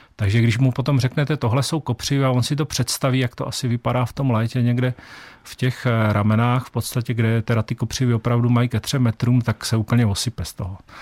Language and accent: Czech; Olomouc, Olomouc Region, Czechia; A já jsem v podstatě rodilý Hanák z Olomouce